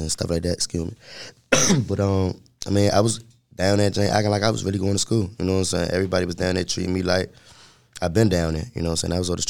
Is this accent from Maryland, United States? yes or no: yes; Suitland, Maryland, United States; I'm from Sula, Maryland.